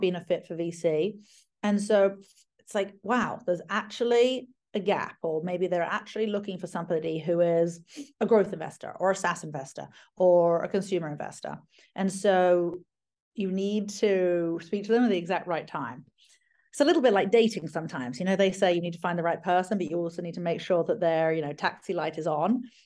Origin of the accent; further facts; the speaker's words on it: United Kingdom; moved away; I'm British